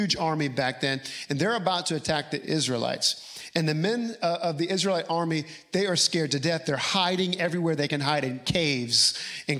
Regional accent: Louisiana, United States; moved away as an adult; I was still living in my home state of Louisiana

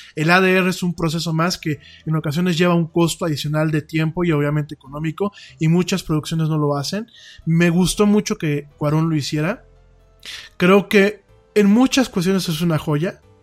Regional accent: Mexico; lo que somos los mexicanos en el día a día

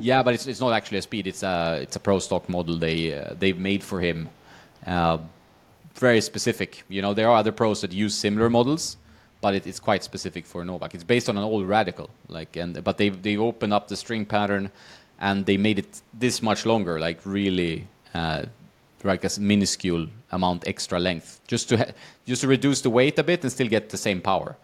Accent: Västerås, Västmanland, Sweden; moved away; I grew up in Sweden, in, uh, Västerås

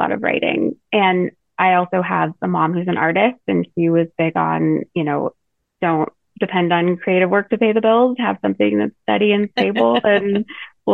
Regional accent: Colorado, United States; I grew up in Colorado

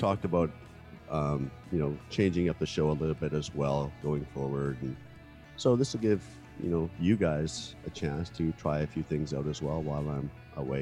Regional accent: Canada; being a Canadian

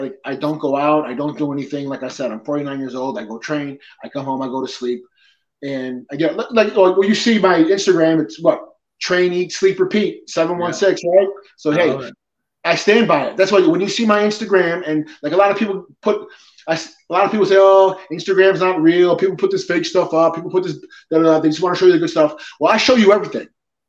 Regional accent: Peñuelas, Puerto Rico; born there; I'm Puerto Rican. I was born in Peñuelas, okay?

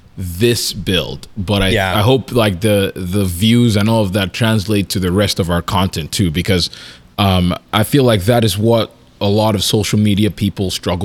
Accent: Canada; we're Canadian

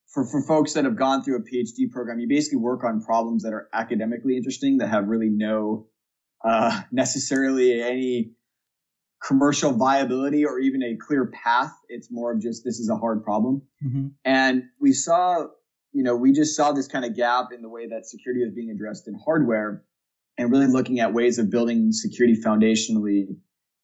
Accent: Hawaii, United States; moved away as an adult; also born or lived in Santa Barbara, California / San Diego, California; I was actually born and raised in Hawaii.

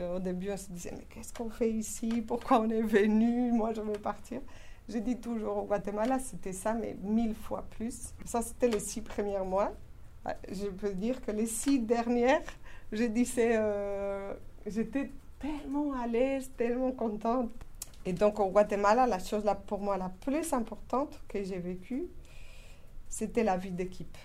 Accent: Spain; French is a second language; moved away as an adult; Je suis espagnole

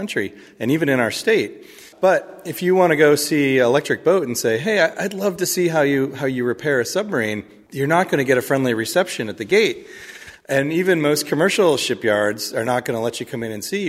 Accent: Michigan, United States; now in Mystic, United States; My own background is I grew up in Michigan, and as my parents tell me, we were on the Detroit River

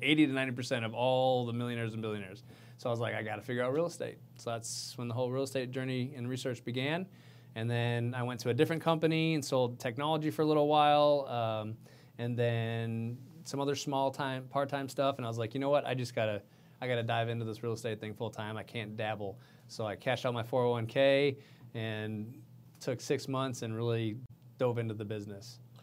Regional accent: Minnesota, United States; now in Houston, United States; I come from Minnesota

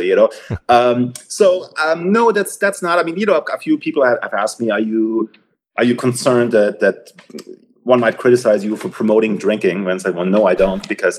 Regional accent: Germany; moved away as an adult; also born or lived in Munich, Germany; now in United States; I grew up in Germany. I did my undergrad equivalent, so to speak, at the University of Munich. I was there for 8 semesters before I came to the US.

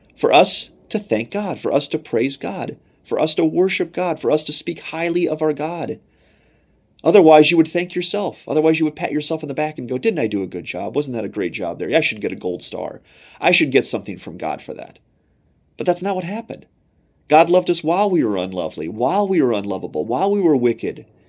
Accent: United States; as an American

